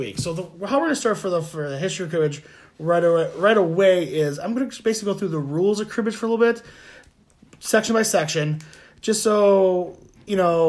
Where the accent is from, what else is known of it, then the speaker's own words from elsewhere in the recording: Wisconsin, United States; we're from Wisconsin